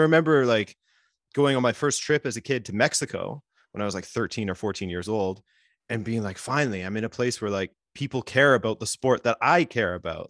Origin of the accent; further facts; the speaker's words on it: Vancouver Island, British Columbia, Canada; moved away as an adult; now in Montreal, Canada; I grew up on Vancouver Island